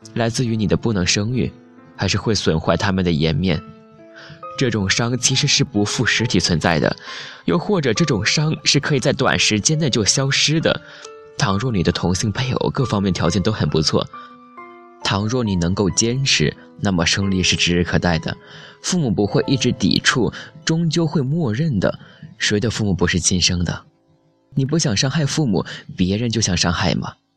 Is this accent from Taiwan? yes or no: no; China; 我是中国人